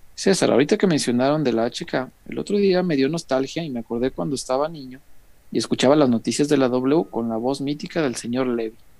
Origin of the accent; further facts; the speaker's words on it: Mexico; Yo soy de la Morelos, barrio